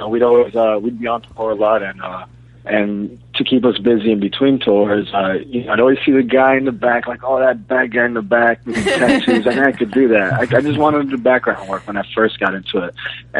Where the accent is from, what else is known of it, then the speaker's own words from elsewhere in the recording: Miami, Florida, United States; also born or lived in Queens, New York; I was born in Queens, but I grew up in Miami.